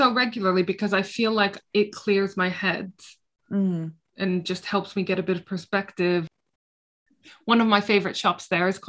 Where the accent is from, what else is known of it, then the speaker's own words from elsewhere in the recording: Jerusalem, Palestine; because I'm from Jerusalem and it's about making England as amazing as Jerusalem, which, like, haha, just you try it.